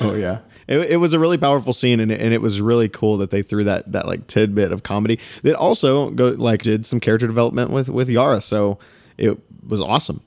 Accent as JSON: {"language": "English", "region": "East Texas", "country": "United States", "said": "we are from Texas"}